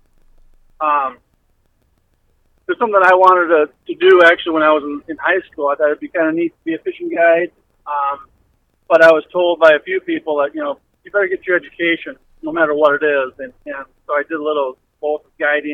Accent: Eagan, Minnesota, United States; I grew up in Eagan, just south metro. South of the Twin Cities

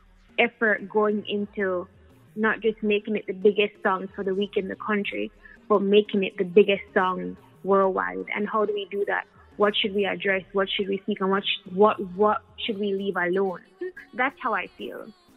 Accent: Jamaica; also born or lived in United States; I grew up in the States and Jamaica, and it's important for me to blend both because I feel like that's who I am as a Jamaican

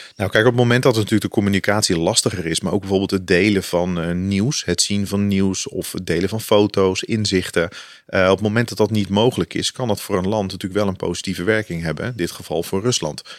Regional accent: Netherlands; wij natuurlijk als Nederland

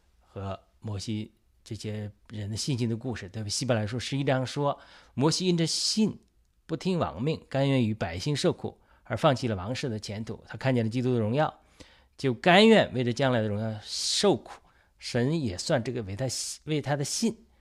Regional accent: China; 我相信我们中国人在经历一个呃宏大的出埃及记的出埃及的过程，

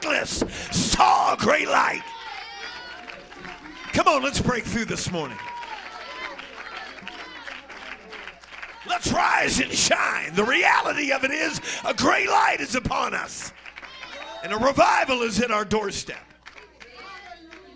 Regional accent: the Northwest, Pacific Northwest, United States; moved away; Now, I come from the Northwest

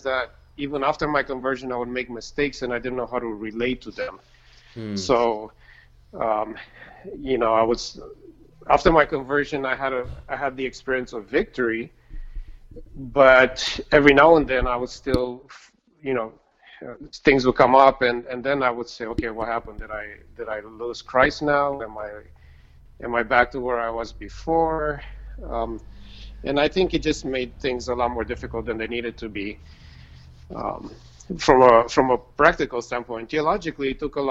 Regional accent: Romania; moved away; I grew up in Romania

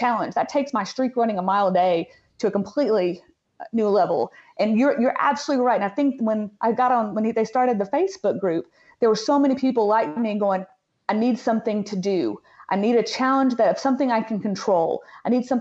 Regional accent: Middle Tennessee, United States; I'm from Middle Tennessee

